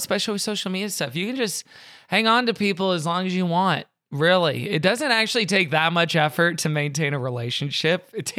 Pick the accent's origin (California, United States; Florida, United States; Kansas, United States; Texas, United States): Texas, United States; Houston; now in Los Angeles, United States; I'm from Houston. I went to school in Austin for a few years. So I know queso.